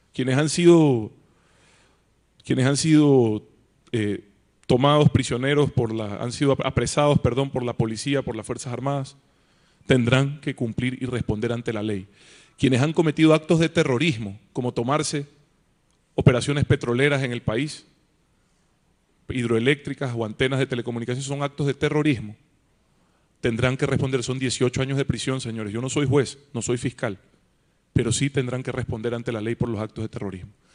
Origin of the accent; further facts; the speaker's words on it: Ecuador; somos todos ecuatorianos